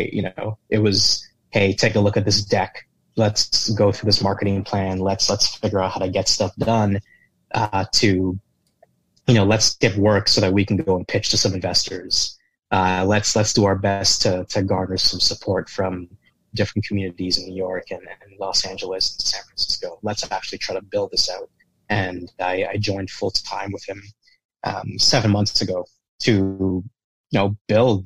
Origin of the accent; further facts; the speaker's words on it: Toronto, Ontario, Canada; I'm from Toronto.